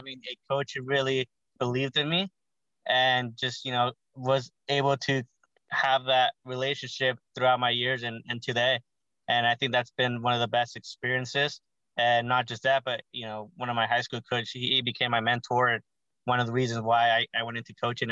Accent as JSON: {"language": "English", "town": "Gilroy", "region": "California", "country": "United States", "tie": "born or raised there", "also_born_or_lived": "Hollywood, California / San Francisco, California / Ohio", "said": "I was born there, but was raised in the Garlic Capital, which is Gilroy, California."}